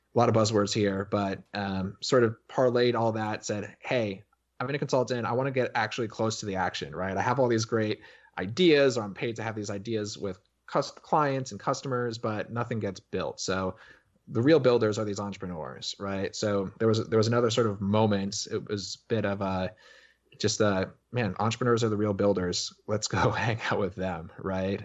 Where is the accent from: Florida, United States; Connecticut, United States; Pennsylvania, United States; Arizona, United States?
Connecticut, United States; I grew up in Connecticut.